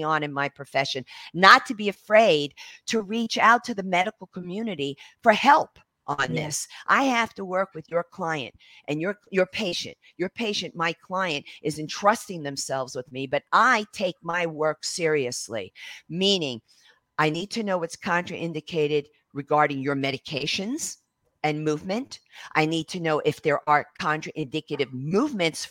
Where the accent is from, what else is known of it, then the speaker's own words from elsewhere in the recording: New York City, New York, United States; being American Italian, being from Brooklyn